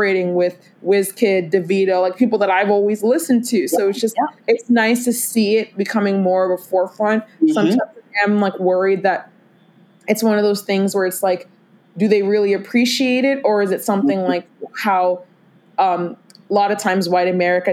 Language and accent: English; Prince George's County, Maryland, United States; I grew up in a predominantly Black area here in Prince George's County